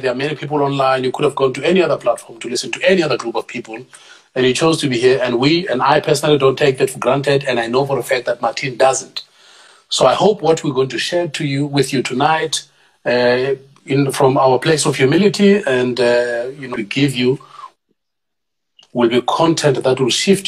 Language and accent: English; Tembisa, Gauteng, South Africa; I'm a township boy through and through. I'm from Tembisa